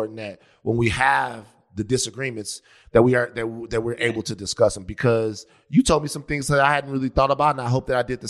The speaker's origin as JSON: {"language": "English", "town": "Baton Rouge", "region": "Louisiana", "country": "United States", "said": "I'm from Baton Rouge, Louisiana"}